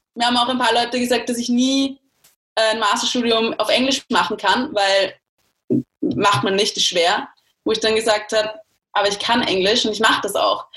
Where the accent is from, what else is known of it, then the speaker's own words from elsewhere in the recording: Austria; ich als Österreicherin